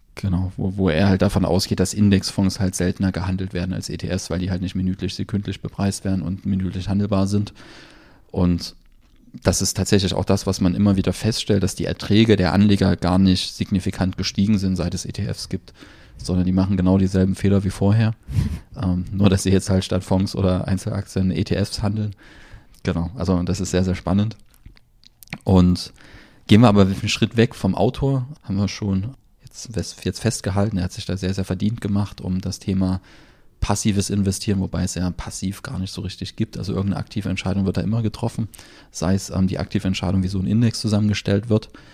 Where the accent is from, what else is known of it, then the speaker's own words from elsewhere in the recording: Germany; bei uns in Deutschland